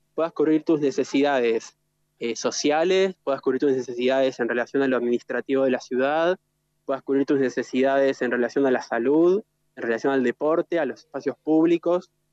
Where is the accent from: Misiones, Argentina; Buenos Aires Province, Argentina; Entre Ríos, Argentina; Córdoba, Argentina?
Entre Ríos, Argentina; Gualeguaychú; soy de Gualeguaychú también, como, como Mati, como Cami